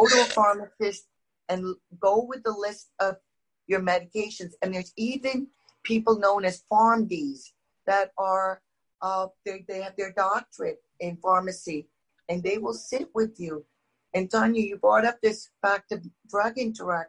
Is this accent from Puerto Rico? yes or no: no; India; moved away; I'm originally from India